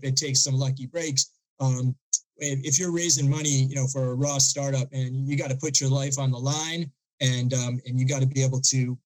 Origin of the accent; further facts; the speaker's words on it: outside of Boston, Massachusetts, United States; I grew up outside of Boston